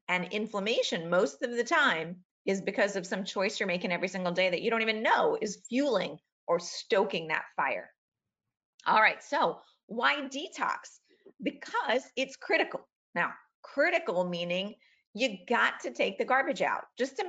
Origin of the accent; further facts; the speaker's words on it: Queens, New York, United States; born there; oh yeah, I remember I was born in Queens, New York